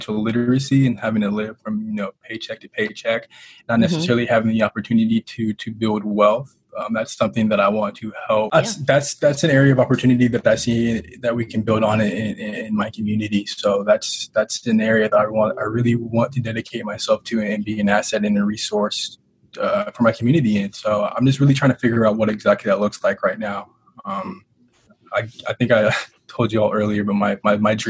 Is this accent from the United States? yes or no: yes; Tacoma, Washington, United States; I'm from Tacoma, Washington, a.k.a. the City of Destiny, as I like to tell people. That's the actual nickname. Born and raised.